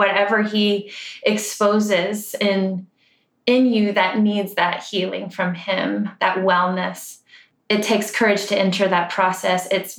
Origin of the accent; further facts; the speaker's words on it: Ireland; but I like to also call them the Celtic rhythms because I'm Irish and that just feels good.